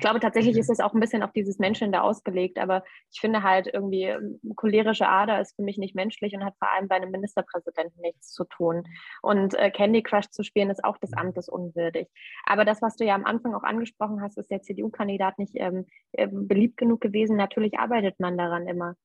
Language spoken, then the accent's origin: German; Erfurt, Thuringia, Germany; also born or lived in Weimar; Ich bin in Weimar geboren Okay. Und ähm, habe aber zeitlebens dann in Erfurt gewohnt.